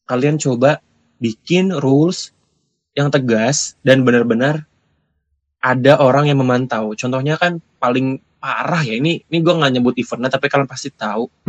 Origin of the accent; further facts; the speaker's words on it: Jakarta, Indonesia; Nah, karena kita orang Jakarta.